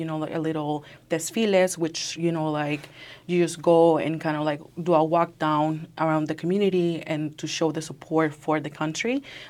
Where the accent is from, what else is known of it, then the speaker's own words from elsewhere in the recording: Orlando, Florida, United States; In my hometown, it's Orlando, Florida.